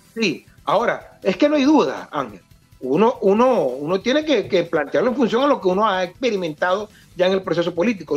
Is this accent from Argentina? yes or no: no; Venezuela; como venezolano